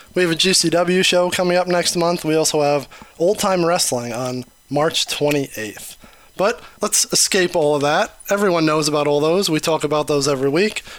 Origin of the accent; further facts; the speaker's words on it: New York, United States; now in Detroit, United States; I'm also originally from New York. Um, been in Detroit for 30 years